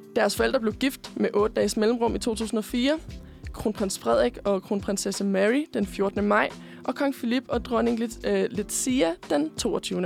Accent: Korsør, Zealand, Denmark; moved away as an adult; now in Copenhagen, Denmark; kommer jeg faktisk oprindeligt fra Korsør. Øhm, men jeg bor på Østerbro

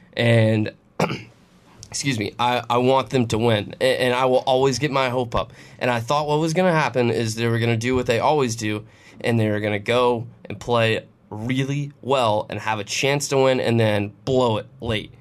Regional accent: Lowcountry, South Carolina, United States; I grew up in the Low Country

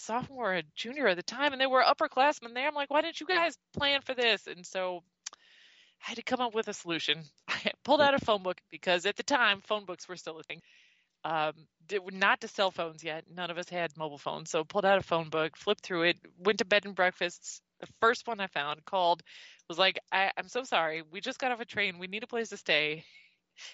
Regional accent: Midwest, United States; the Midwest

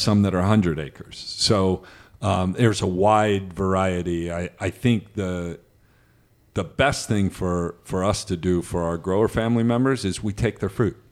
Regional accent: Midwest, United States; I grew up in the Midwest

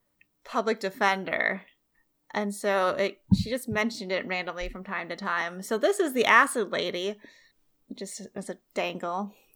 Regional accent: Fresno, California, United States; It's my hometown murder. Well, it's one of my hometown murders, because Fresno has a lot.

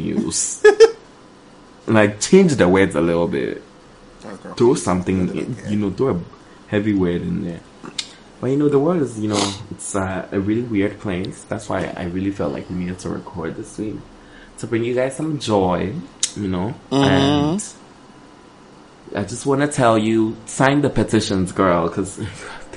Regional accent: New York City, New York, United States; I'm coming deep from the Bronx

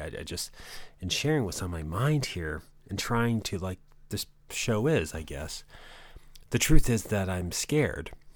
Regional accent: New England, United States; growing up in New England

